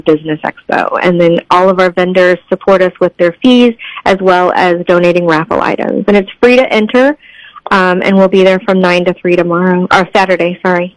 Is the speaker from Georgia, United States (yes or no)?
no; Cape Girardeau, Missouri, United States; now in St. Louis, United States; So I live in St. Louis, but I grew up in Cape Girardeau